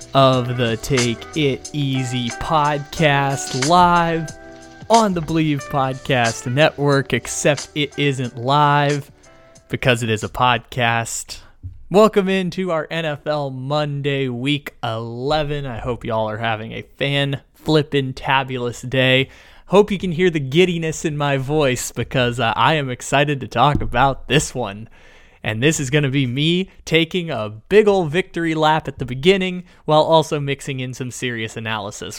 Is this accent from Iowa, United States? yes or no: no; San Diego, California, United States; moved away as an adult; growing up in San Diego, born and raised